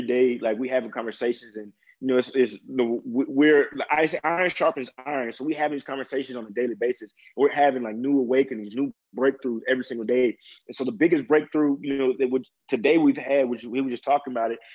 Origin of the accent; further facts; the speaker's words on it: Mississippi, United States; a old white man calling me a nigga was something I dealt with almost on a daily basis being grown up in Mississippi